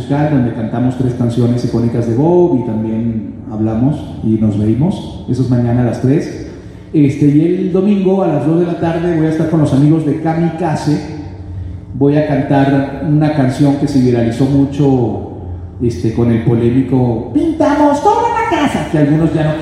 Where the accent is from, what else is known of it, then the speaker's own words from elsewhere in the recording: Mexico City, Mexico; eh, soy de Xochimilco